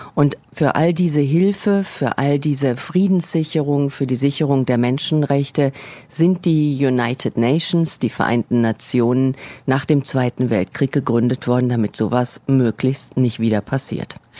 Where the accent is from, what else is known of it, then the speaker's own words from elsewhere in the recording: Germany; now in New York, United States; als Deutsche